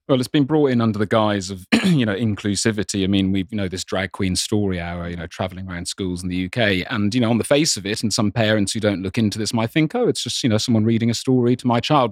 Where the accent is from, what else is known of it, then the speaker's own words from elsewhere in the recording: Ireland; I grew up in Ireland